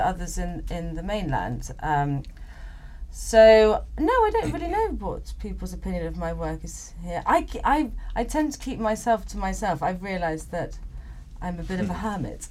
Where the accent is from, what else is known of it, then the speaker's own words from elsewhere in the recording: England, United Kingdom; moved away as an adult; now in Madeira, Portugal; growing up in England